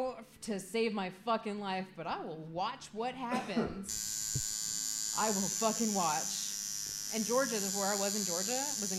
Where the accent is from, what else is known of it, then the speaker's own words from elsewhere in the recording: Guam; moved away; But I was raised in Guam, man.